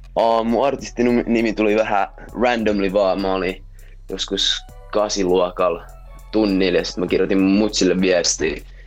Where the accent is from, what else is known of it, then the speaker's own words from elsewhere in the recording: Helsinki, Uusimaa, Finland; mä oon jenkki-suomalainen, niin voi sanota. Mun mutsi on jenkeistä, se syntyi Chicago, Illinois. Ja sitten tuli Suomeen, sit jossain vaiheessa tapas mun faijan täällä, sit that's how I came to be. ja tota, um, joo, mä oon Helsingistä